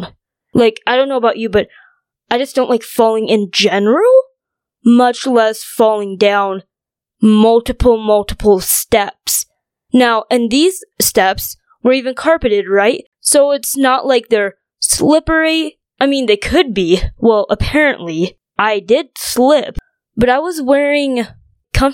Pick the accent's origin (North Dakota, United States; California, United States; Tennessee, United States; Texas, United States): North Dakota, United States; also born or lived in China; grew up in North Dakota.